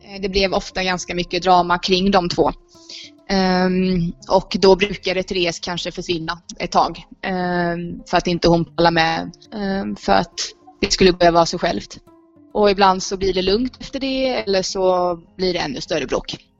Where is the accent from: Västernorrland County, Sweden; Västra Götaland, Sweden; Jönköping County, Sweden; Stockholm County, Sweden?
Jönköping County, Sweden; Rörvik; moved away as an adult; now in Indonesia; Rörvik är inte riktigt detsamma nu som eh, när jag eh, växte upp där